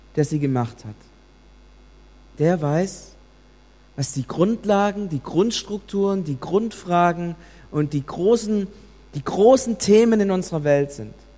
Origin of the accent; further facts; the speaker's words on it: Germany; Es hat uns getroffen als Deutsche